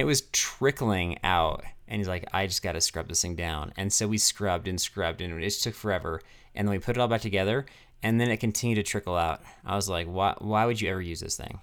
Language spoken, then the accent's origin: English; Castle Rock, Colorado, United States; in Castle Rock, in my hometown